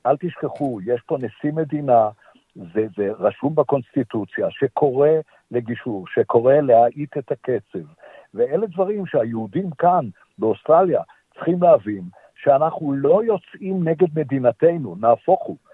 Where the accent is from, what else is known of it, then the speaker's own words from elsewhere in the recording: Israel; now in Melbourne, Australia; אנחנו כישראלים